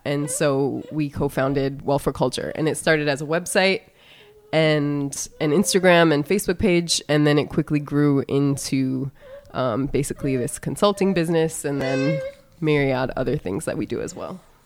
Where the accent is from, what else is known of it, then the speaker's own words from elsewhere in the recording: North Dakota, United States; moved away as an adult; also born or lived in East Coast; now in Phoenix, United States; I was born and raised in the area that is now known as North Dakota